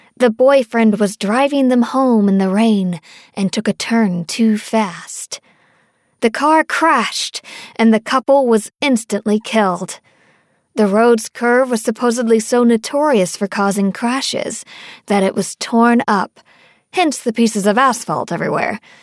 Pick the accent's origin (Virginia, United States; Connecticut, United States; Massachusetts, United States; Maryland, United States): Virginia, United States; Northern; I grew up in Northern Virginia, just outside of Washington, D.C.